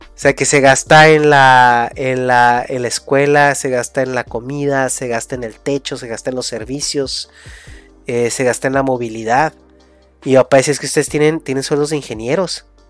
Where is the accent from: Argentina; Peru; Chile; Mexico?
Mexico; moved away; de tu, de tu, de tu raíz, ¿no? De, de México